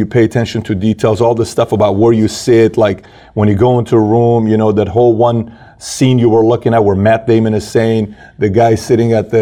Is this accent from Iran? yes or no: yes; Iran; moved away; I'm from Iran